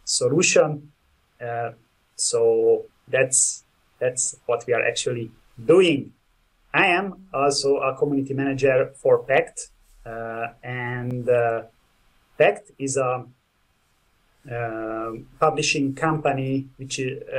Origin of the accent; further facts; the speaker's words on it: Budapest, Hungary; I'm from Budapest, Hungary.